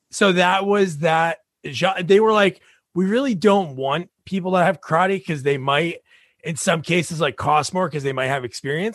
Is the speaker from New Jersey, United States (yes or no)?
yes; New Jersey, United States; I'm a Jersey guy